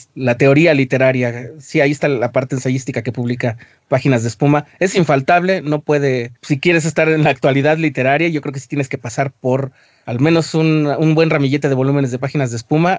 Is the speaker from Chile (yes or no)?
no; Mexico; Somos mexicanos y, o sea, no podemos simplemente decir, ah, es que somos indígenas